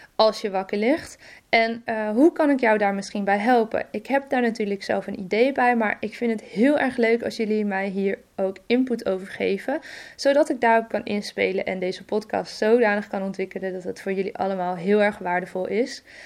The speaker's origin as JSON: {"language": "Dutch", "region": "Friesland", "country": "Netherlands", "tie": "born or raised there", "said": "Ik ben opgegroeid in Friesland samen met mijn broertje"}